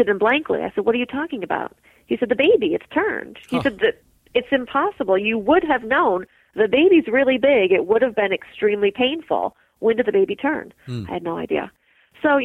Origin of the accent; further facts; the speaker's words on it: Midwest, United States; moved away as an adult; also born or lived in Mississippi; I grew up in the Midwest